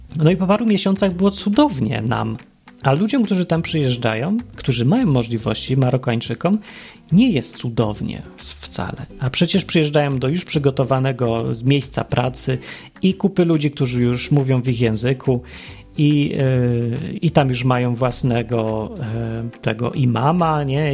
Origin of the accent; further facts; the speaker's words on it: Poland; moved away as an adult; also born or lived in Andalusia, Spain; Jesteśmy jacyś z Polski